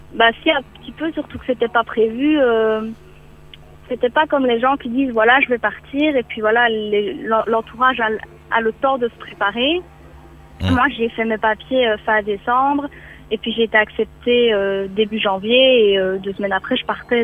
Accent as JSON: {"language": "French", "country": "Belgium", "moved": "yes", "said": "en tant que Belge"}